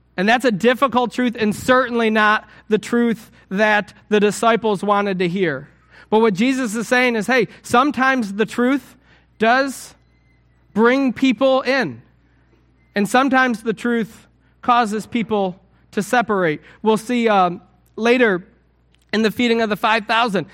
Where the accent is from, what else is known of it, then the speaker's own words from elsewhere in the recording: United States; I'm an American.